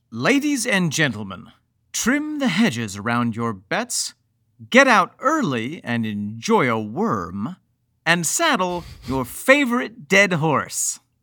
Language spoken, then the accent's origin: English; Mexico, New York, United States; I grew up in Mexico, New York